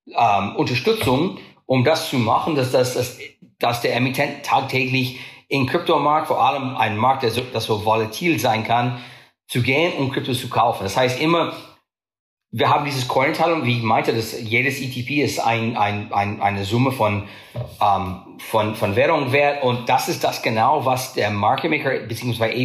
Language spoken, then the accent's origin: German; United States; German is a second language; bin ich Amerikaner